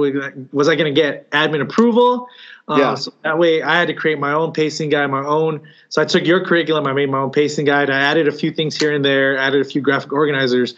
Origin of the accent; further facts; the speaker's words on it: Chula Vista, California, United States; I was from a school in Chula Vista. So I actually went to Eastlake High School